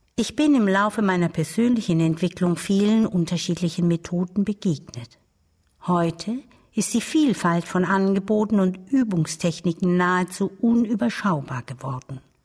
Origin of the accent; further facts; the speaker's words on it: Baden-Württemberg, Germany; Ich lebte mit meiner Großmutter auf einem kleinen Bauernhof im Badischen.